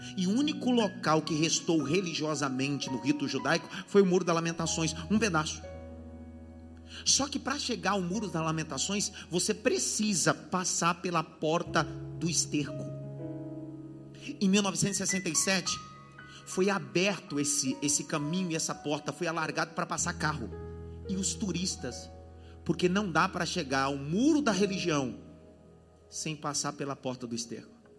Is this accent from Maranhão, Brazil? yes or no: no; Pernambuco, Brazil; Eu sou nordestino, eu sou pernambucano